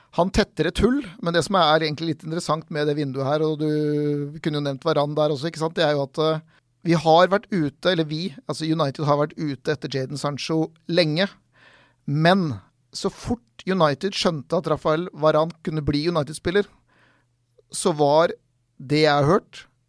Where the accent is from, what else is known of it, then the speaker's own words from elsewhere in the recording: Norway; vi kommer fra Norge